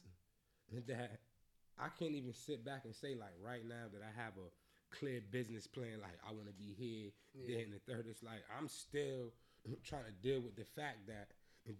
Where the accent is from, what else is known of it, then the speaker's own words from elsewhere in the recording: Atlanta, Georgia, United States; moved away; I'm from Atlanta